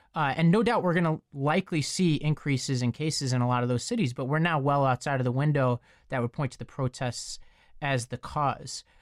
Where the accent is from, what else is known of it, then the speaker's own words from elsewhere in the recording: New York, United States; I come from New York. I, I live in New York most of the time